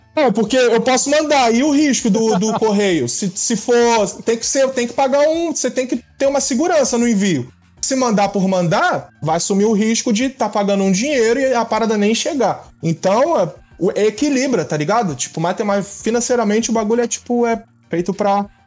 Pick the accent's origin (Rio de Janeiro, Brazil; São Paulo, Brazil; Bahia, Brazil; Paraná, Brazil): Rio de Janeiro, Brazil; moved away as an adult; now in Los Angeles, United States; moro na Califórnia, Los Angeles, sou nascido e criado no Rio de Janeiro, natural